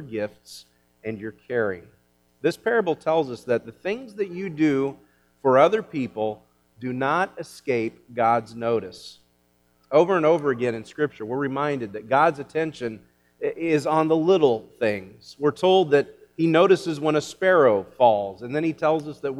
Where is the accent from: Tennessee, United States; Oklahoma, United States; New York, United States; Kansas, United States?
Kansas, United States; growing up in Kansas, as I did